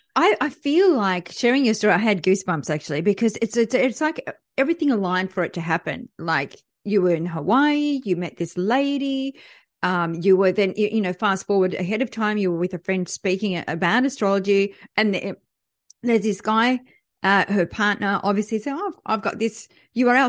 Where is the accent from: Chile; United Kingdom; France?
France; moved away; I was born in France